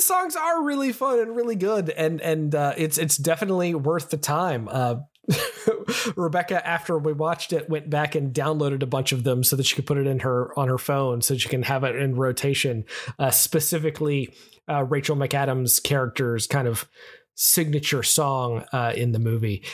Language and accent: English; United States; I'm American